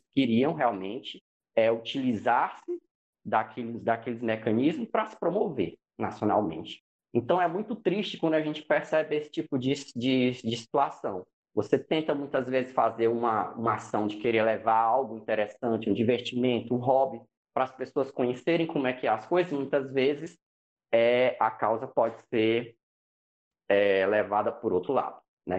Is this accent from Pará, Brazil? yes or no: no; Fortaleza, Ceará, Brazil; sou de Fortaleza, né, e tal, aqui no, no Ceará